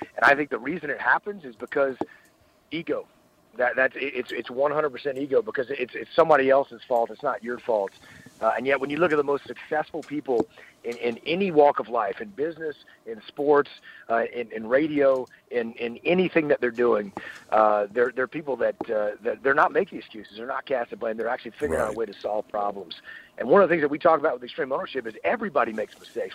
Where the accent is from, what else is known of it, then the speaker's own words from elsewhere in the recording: Piney Woods, southeast Texas, United States; moved away as an adult; also born or lived in Annapolis, Maryland / San Diego, California; I am from deep southeast Texas, what we call the Piney Woods